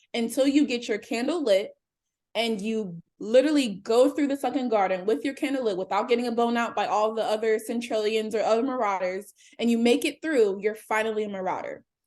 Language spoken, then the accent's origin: English; Cincinnati, Ohio, United States; I am a native of Cincinnati, Ohio. I grew up in Anderson Township